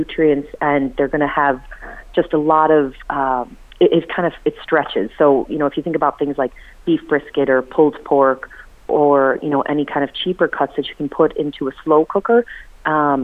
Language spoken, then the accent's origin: English; United States; now in Ireland; being American